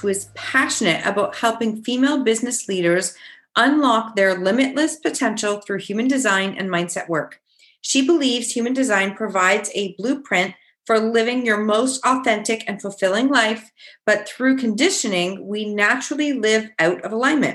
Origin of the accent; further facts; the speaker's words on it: Kitchener, Ontario, Canada; we're from the same city